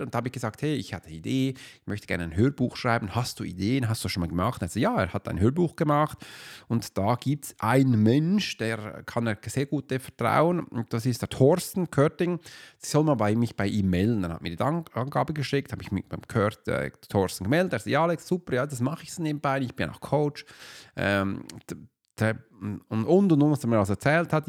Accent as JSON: {"language": "German", "country": "Switzerland", "said": "wir reden ja schon ganz anders"}